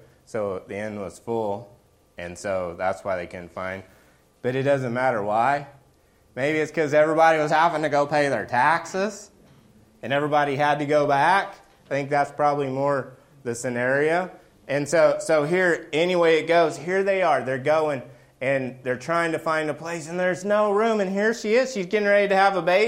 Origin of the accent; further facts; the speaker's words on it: Oklahoma, United States; accent: Okie; my Okie accent